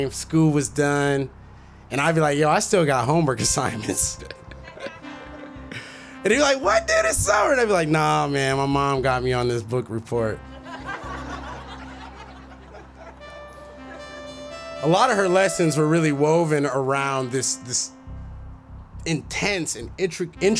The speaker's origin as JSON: {"language": "English", "town": "Minneapolis", "region": "Minnesota", "country": "United States", "tie": "born or raised there", "moved": "yes", "said": "a young black boy growing up in Minneapolis"}